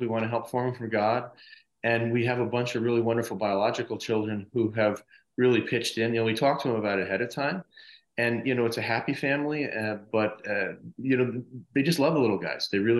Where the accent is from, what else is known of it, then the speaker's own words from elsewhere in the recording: United States; Adele's Canadian, I'm American